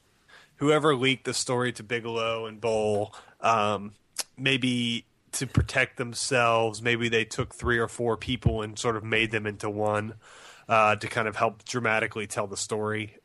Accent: United States; as an American

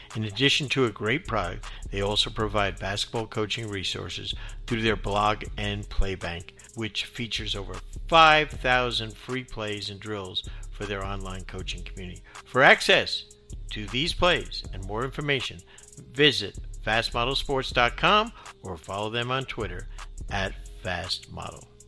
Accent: New Jersey, United States; I'm North Jersey and I'm, you know, I'm a New York Giants fan as a kid growing up

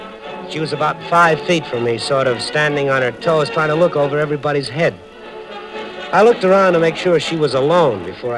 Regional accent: Milwaukee, Wisconsin, United States

